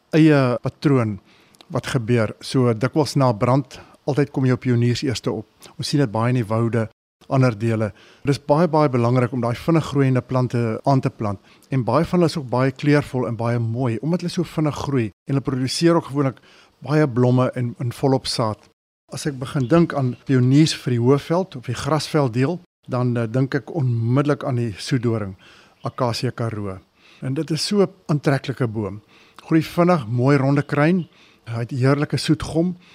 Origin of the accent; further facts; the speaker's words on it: Johannesburg, Gauteng, South Africa; En as kind sit in in Linden, Johannesburg gebly en ons het so op die buitewyke van Johannesburg gebly.